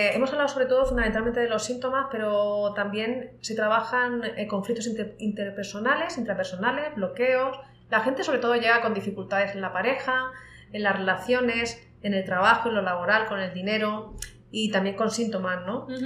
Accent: Spain; moved away as an adult; now in Latin America; te hablaba antes de cuando me vine de España para acá, pues yo me justificaba y decía, no, no, me quiero ir a América Latina por la deuda histórica que tenemos

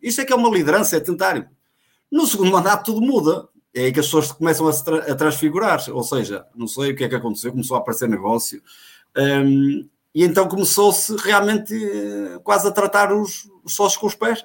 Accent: Guimarães, Norte, Portugal; sou natural de Vivi Guimarães, agora sou natural de Ronf

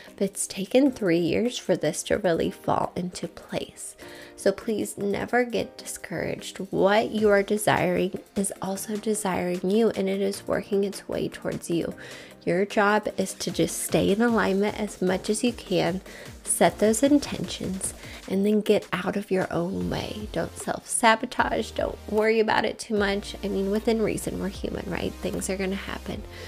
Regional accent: Midwest, United States; We're from the Midwest

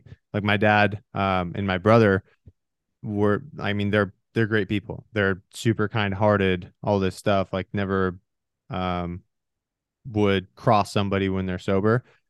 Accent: Washington, United States; also born or lived in Michigan / Oregon / Arizona; I was born in Michigan. My parents split when I was really young, so I ended up moving out to Washington. And then from there, I moved 18 times before my 18th birthday. So I was all around eastern side of Washington.

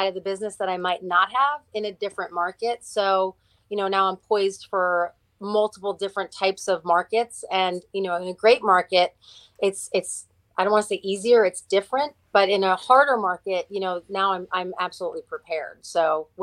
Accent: New Jersey, United States; now in Stafford County, Virginia, United States; I am from New Jersey

